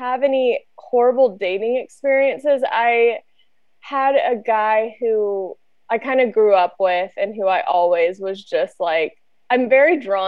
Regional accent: Louisiana, United States; moved away; also born or lived in San Diego; I'm originally from Louisiana, moved out to San Diego

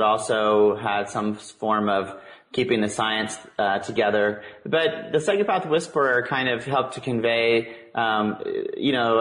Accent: Tacoma, Washington, United States; growing up in Tacoma, Washington, Ted Bundy actually grew up down the street.

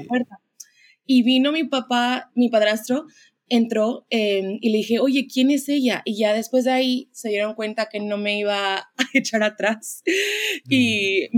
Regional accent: Los Angeles, California, United States; moved away as an adult; now in Dallas, United States; yo nací en Los Ángeles. Em, soy de ahí, la mayoría de mi vida viví ahí.

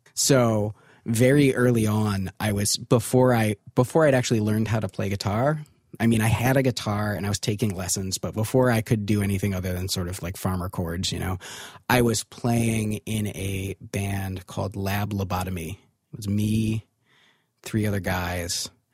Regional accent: Ann Arbor, Michigan, United States; I actually grew up in Ann Arbor, Michigan

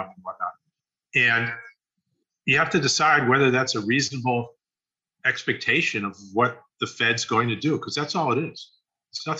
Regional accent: United States; I'm an American here

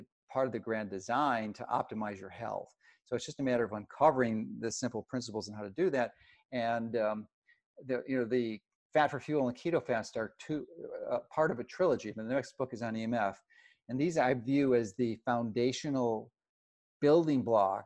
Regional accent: Chicago, Illinois, United States; I grew up in Chicago

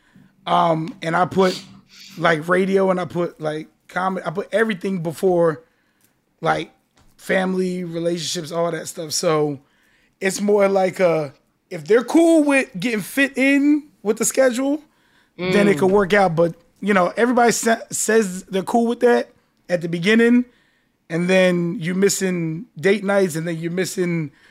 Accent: New Jersey, United States; now in Miami, United States; I'm from Jersey

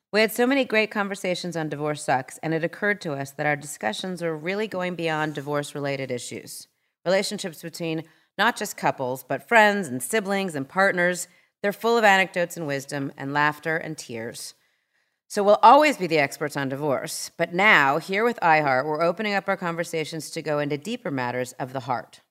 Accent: Southern California, United States; I've lived a lot of places, but I grew up in Southern California

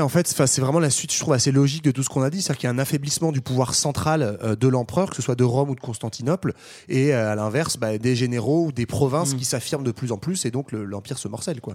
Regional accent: France; on est français

